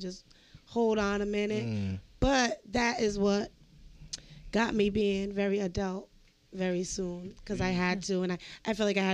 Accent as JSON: {"language": "English", "town": "East Providence", "region": "Rhode Island", "country": "United States", "tie": "born or raised there", "said": "I grew up in East Providence"}